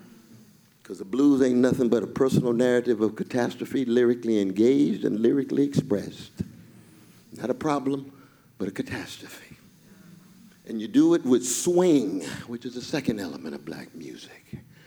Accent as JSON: {"language": "English", "town": "Louisville", "region": "Kentucky", "country": "United States", "said": "I'm from Louisville, Kentucky. I come from a tradition that authorizes better futures"}